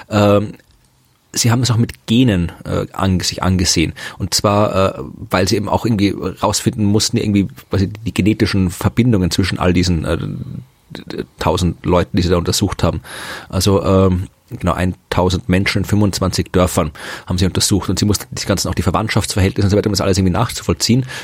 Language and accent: German; Austria; Ja, aber in, in, in Deutschland hält mich ganz, ganz selten wer von Österreich, das nicht weiß.